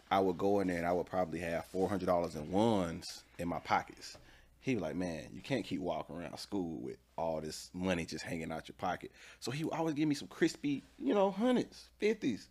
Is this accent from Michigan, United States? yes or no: no; Atlanta, Georgia, United States; I'm from Atlanta. Uh, the city, to be specifically. Uh, grew up on a little bit of the east side, then we moved to the south side